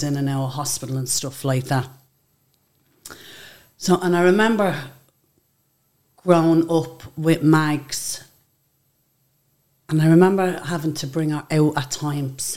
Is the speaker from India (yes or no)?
no; Dublin, Leinster, Ireland; also born or lived in England; I grew up in a block of flats just around the corner from the Spellman Centre. George Reynolds House